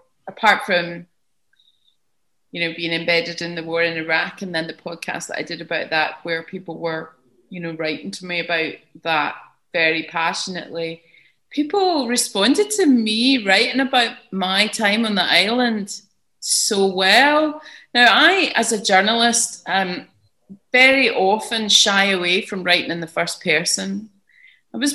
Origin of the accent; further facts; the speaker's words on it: Glasgow, Scotland, United Kingdom; moved away; also born or lived in London / Armona, Portugal; I'm from Glasgow